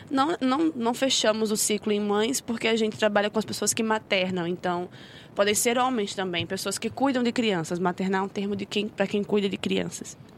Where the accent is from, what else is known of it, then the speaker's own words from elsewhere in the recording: Rio de Janeiro, Brazil; born there; accent: carioca/nordestina; nasci no Rio, né? Eu já moro aqui faz 10 anos, mas o meu sotaque ele não decide. Então tem dia que eu sou carioca, tem dia que eu sou nordestina.